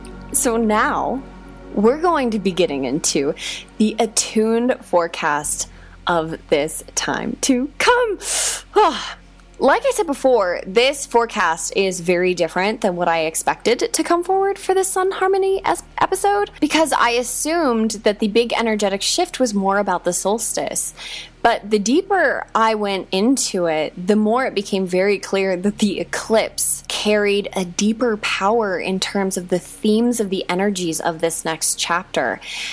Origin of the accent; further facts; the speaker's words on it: Hawaii, United States; Like, I grew up in Hawaii, so I know that deeply.